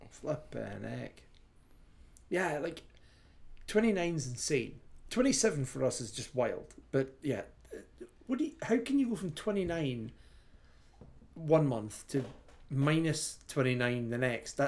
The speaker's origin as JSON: {"language": "English", "region": "Scotland", "country": "United Kingdom", "tie": "born or raised there", "said": "the beauty of being Scottish when I was growing up"}